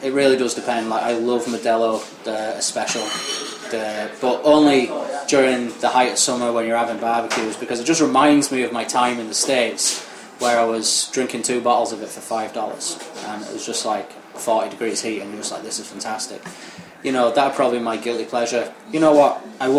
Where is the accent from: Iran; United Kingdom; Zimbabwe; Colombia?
United Kingdom; Northern England; Obviously, growing up in Northern England, you definitely get good Indian food.